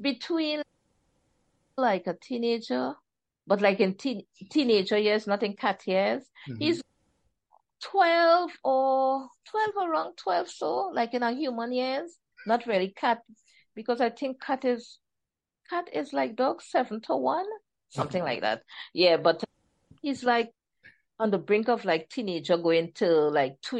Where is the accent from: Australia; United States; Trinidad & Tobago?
Trinidad & Tobago; accent: Trini; my Trini accent